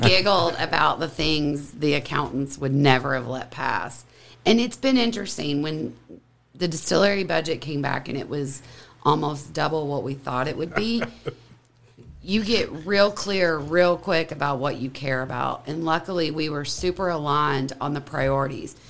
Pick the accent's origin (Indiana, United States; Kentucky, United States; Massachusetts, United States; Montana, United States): Kentucky, United States; We both born and raised in Kentucky